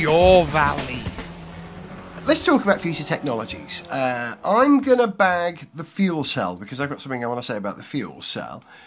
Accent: Wales, United Kingdom; as a Welshman

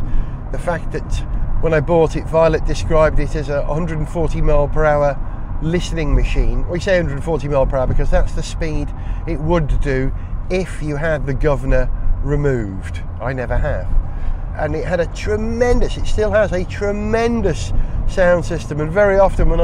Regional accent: Wales, United Kingdom; as a Welshman

